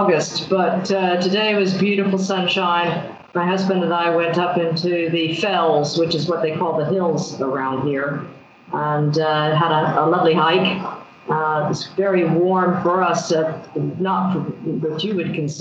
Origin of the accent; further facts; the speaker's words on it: Greenville, South Carolina, United States; moved away; We grew up in South Carolina in a town called Greenville, where my father moved there